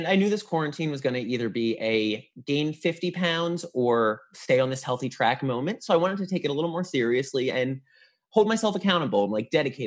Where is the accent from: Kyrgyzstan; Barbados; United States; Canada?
United States; New Jersey; I was from North Jersey too, so it's like Jersey.